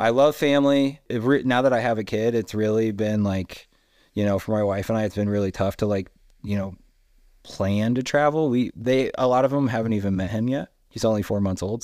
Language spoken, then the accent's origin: English; Indiana, United States; now in Salt Lake City, United States; I was very happy in Indiana for a really long time